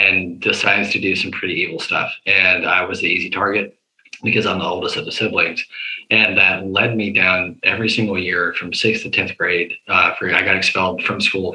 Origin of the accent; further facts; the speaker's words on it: the South, United States; We're from the South